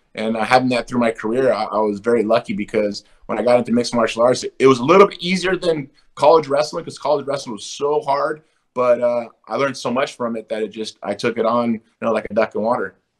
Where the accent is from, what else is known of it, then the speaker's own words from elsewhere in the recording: Huntington Beach, California, United States; I'm American. I was born here in America. You know, I was born here in uh, Huntington Beach, California